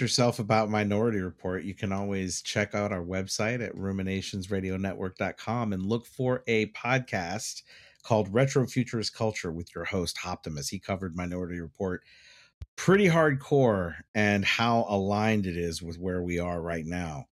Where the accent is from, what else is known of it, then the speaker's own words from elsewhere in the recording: Dallas, Texas, United States; moved away; I grew up in Dallas, so we had tornado warnings all the time.